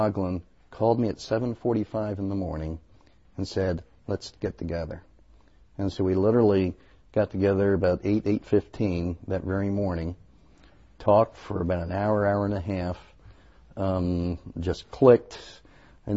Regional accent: Baltimore, Washington area, Maryland, United States; now in Madison, United States; I'm originally from the Baltimore, Washington area, as is my wife

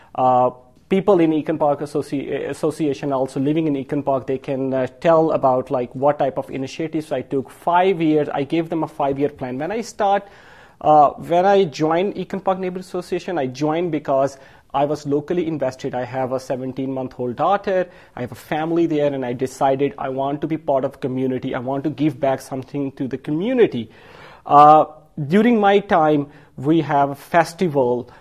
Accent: Pakistan; now in Madison, United States; I'm Pakistani from um, Asian background

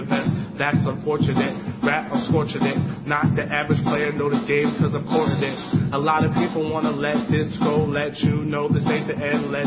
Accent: New York City, New York, United States; moved away as an adult; now in Madison, United States; I'm from New York City.

